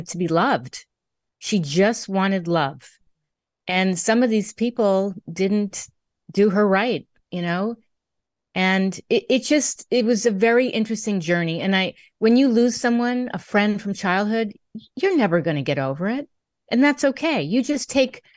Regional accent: Connecticut, United States; moved away; also born or lived in New York City; I was born in Connecticut, grew up in Connecticut, New York City

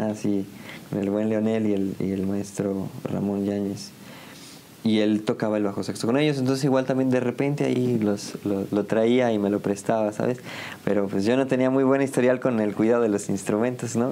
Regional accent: San Juan, Mexico; also born or lived in Ciudad Victoria, Tamaulipas; yo soy originario, originalmente, valga la redundancia, de Ciudad Victoria, Tamaulipas pero me vine a vivir aquí a San Juan desde los cinco

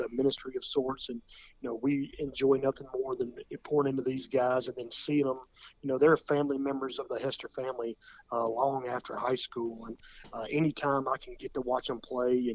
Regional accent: Williamson County, Tennessee, United States; growing up in Williamson County

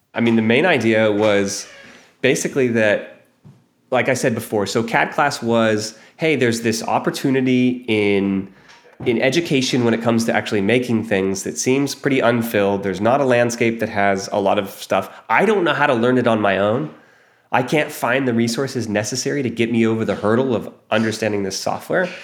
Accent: Ohio, United States; moved away as an adult; also born or lived in New York City; I grew up in Ohio

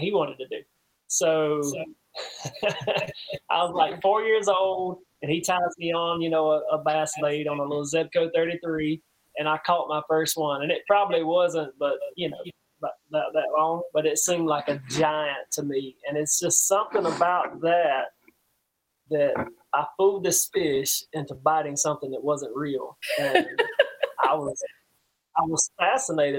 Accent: Donalds, South Carolina, United States; I'm a small town country boy. I'm from Donald, South Carolina

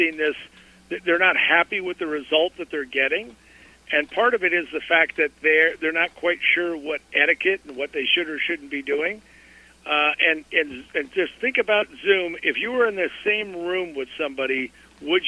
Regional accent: Colorado, United States; I grew up in Colorado

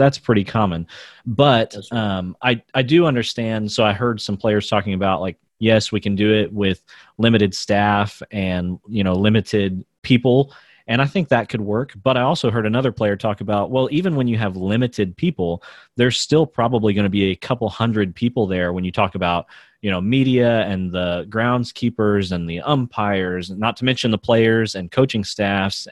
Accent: United States; I'm a white guy in America

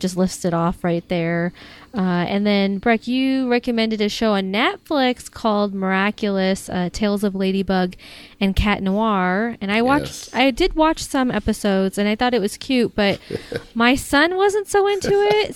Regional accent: United States; accent: American; my American accent

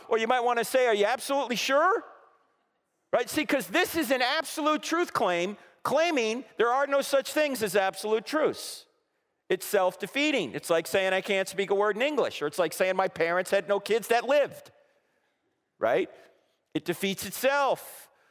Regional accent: New Jersey, United States; moved away; I'm originally from New Jersey

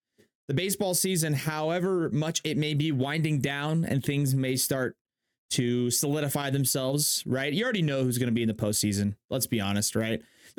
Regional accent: San Diego, California, United States; moved away as an adult; Born and raised in San Diego my entire life, as up until college. Move away for college

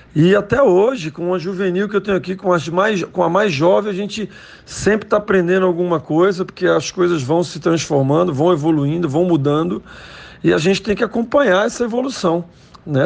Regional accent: Recife, Pernambuco, Brazil; moved away as an adult; also born or lived in Olinda / São Paulo / United States; eu sou pernambucano, nasci de Olinda

